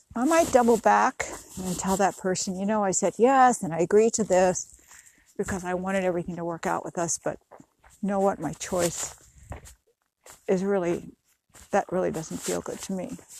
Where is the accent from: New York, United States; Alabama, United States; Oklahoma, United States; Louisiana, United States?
New York, United States; New York City; now in California, United States; where I grew up in New York City